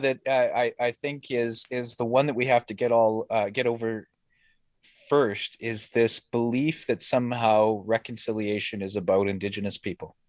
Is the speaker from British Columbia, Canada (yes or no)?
no; Winnipeg, Manitoba, Canada; I grew up in the North End, you know, as a, as a half-breed